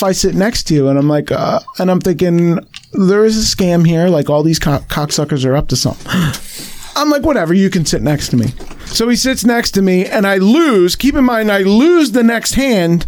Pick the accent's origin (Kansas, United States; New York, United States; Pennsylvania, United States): Pennsylvania, United States; Philadelphia; I'm from Philly.